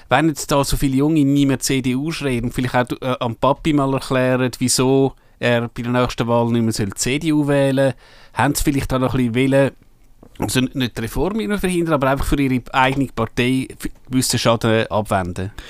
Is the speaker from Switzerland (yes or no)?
yes; Switzerland; da können wir als Schweizer nicht viel machen.